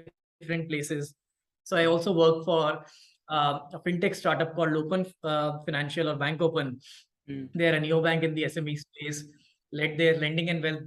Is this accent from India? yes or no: yes; Bhopal, Madhya Pradesh, India; I come from Bhopal. That's my hometown. Born in there, did my entire schooling there.